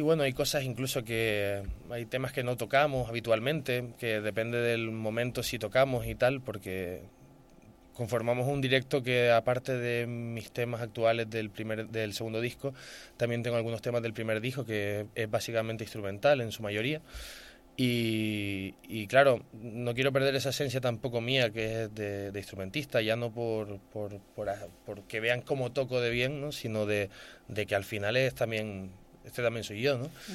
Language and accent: Spanish; Gran Canaria, Canary Islands, Spain; soy de Gran Canaria